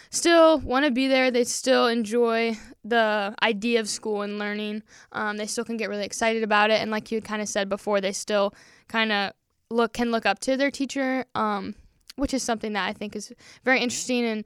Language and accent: English; Wisconsin, United States; born there; also born or lived in Peru; but yeah, so lived in Peru. I was born in Wisconsin, so we're huge Wisconsin sports